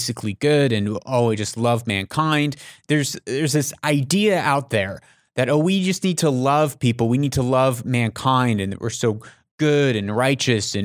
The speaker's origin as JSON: {"language": "English", "country": "United States", "moved": "yes", "lives_now": "Middle East", "said": "I'm an American"}